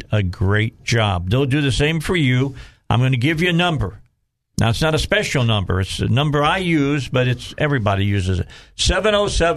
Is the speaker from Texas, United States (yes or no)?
no; Indiana, United States; I'm from Indiana